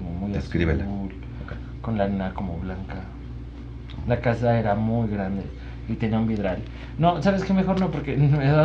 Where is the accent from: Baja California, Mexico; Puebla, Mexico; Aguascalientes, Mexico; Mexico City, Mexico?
Puebla, Mexico; Soy de Puebla